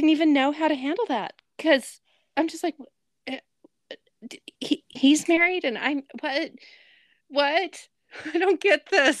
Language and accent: English; Nevada, United States; moved away; Okay, yeah, I grew up in Nevada.